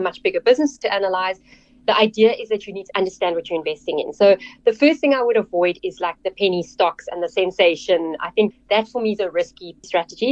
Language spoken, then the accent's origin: English; Cape Town, Western Cape, South Africa; I grew up in Cape Town, actually in the northern suburbs of Cape Town